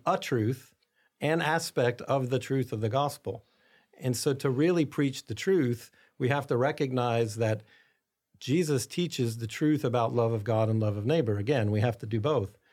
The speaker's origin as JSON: {"language": "English", "country": "United States", "said": "as American Catholics"}